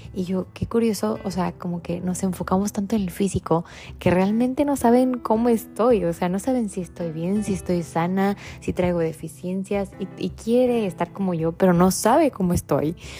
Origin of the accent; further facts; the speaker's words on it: Tecate, Baja California, Mexico; moved away; de donde yo vengo es una ciudad muy chiquita que se llama Tecate